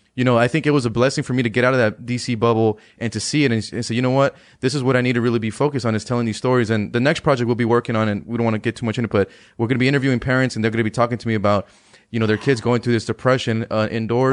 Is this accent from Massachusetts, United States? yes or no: no; Palmdale, California, United States; moved away as an adult; now in Washington, D.C., United States; I went back home to, to California, that's my, my hometown in, in Palmdale